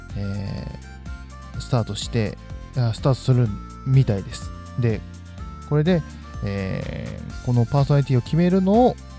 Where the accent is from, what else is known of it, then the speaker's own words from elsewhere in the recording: Fukui, Japan; 地元の福井